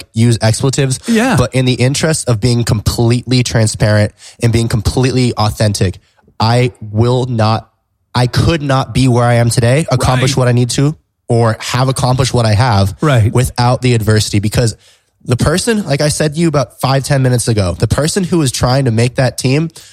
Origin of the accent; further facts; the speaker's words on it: San Diego, California, United States; I'm from San Diego